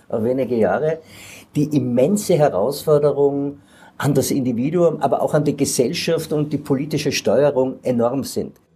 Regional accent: Carinthia, Austria; bei uns in Kärnten hier an den Gestaden des Wörthersees.

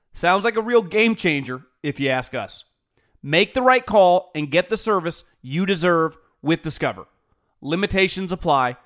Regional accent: Davis, California, United States; I'm born and raised in Davis

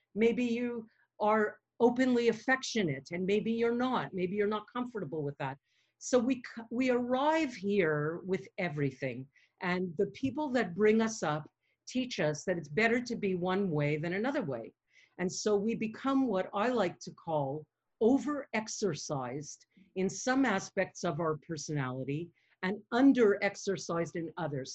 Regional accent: Montreal, Quebec, Canada; accent: New York twang; also born or lived in upstate New York; I'm from Montreal and I was born and grew up here, although I spent my summers in upstate New York

